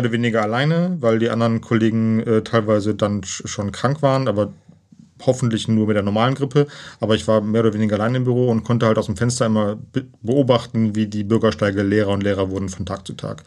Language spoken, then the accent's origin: German; near Cologne, North Rhine-Westphalia, Germany; komme aus Köln, gebürtig aus der Nähe von Köln.